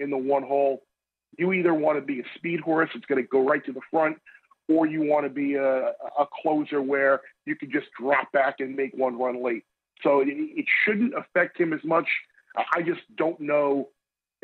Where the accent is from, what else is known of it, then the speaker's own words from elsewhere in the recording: Long Island, New York, United States; I grew up on Long Island.